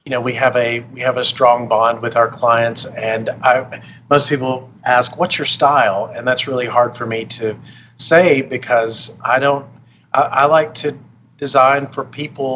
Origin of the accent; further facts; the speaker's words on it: Arkansas, United States; now in Las Vegas, United States; I grew up in Arkansas